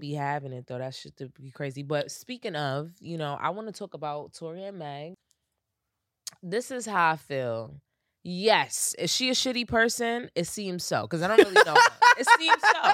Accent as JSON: {"language": "English", "country": "United States", "said": "I'm American"}